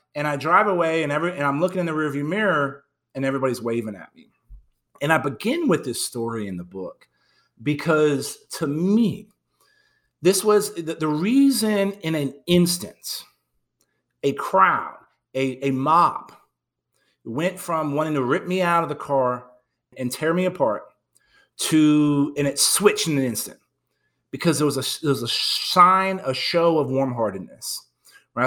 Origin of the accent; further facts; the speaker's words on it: San Antonio, Texas, United States; moved away as an adult; moved back to my hometown